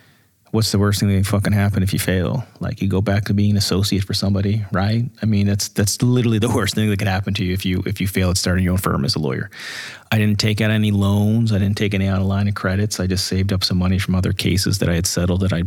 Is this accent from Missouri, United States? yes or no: no; Pittsburgh, Pennsylvania, United States; now in California, United States; we grew up in Pittsburgh